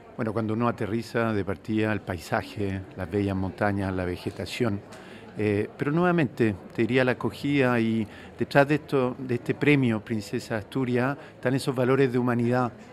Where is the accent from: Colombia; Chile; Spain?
Chile; Yo vengo de Chile, un país donde existen eh, algunas de estas enfermedades